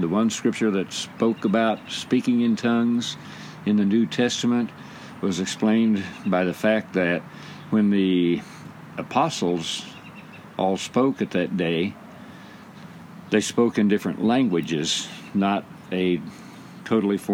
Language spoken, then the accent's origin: English; Monett, Missouri, United States; I was raised in the First Southern Baptist Church in Monette, Missouri at 4th and Broadway. That's where I attended church from the time I was born until I went to college.